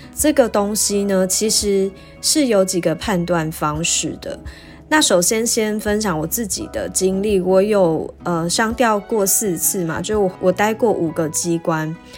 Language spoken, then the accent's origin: Chinese; Taichung, Taiwan; moved away as an adult; also born or lived in New Taipei / Kaohsiung; now in Taipei, Taiwan; 我的家乡是在台中嘛，所以从高雄调回台中的时候就用返乡的理由